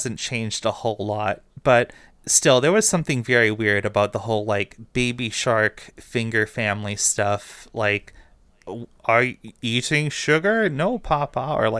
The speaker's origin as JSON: {"language": "English", "country": "Romania", "said": "I don't know, like I'm Romanian, so I'm not like from Turkey."}